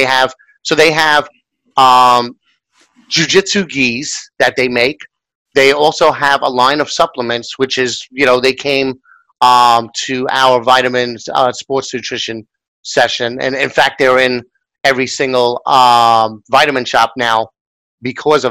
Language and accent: English; New York, United States; as a New Yorker